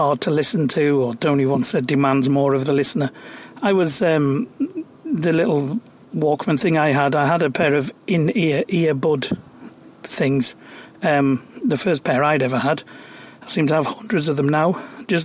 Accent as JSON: {"language": "English", "area": "County Durham", "region": "North East England", "country": "United Kingdom", "tie": "born or raised there", "said": "I grew up in County Durham, where there's steel towns"}